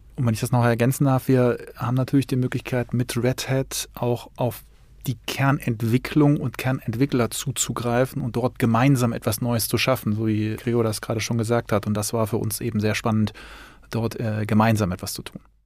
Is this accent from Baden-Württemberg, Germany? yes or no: no; Cologne, North Rhine-Westphalia, Germany; bei uns in Köln